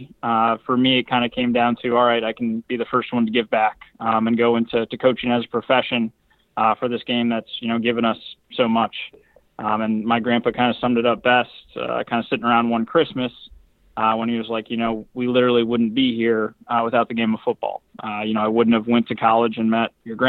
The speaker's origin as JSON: {"language": "English", "town": "Belvidere", "region": "Illinois", "country": "United States", "tie": "born or raised there", "said": "growing up in the Midwest, you know, grew up like an hour north of Chicago and in Belvedere, Illinois."}